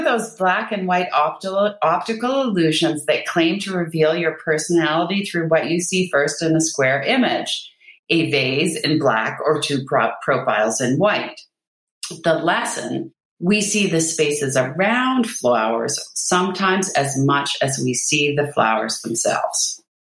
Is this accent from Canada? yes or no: yes; Canada; I'm Canadian. I'm in Canada